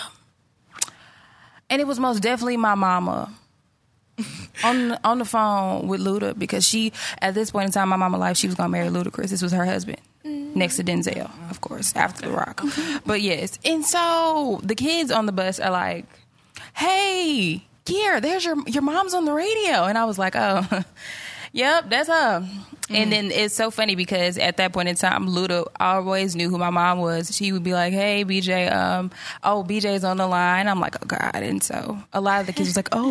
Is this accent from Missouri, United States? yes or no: no; Georgia, United States; moved away; I grew up in Georgia